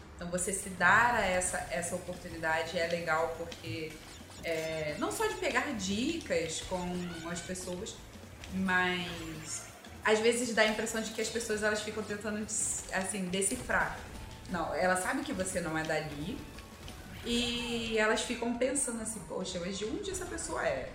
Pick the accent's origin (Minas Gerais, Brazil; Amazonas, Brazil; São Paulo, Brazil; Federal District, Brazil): Federal District, Brazil; Brasília; eu nasci em Brasília, minha família é de Pernambuco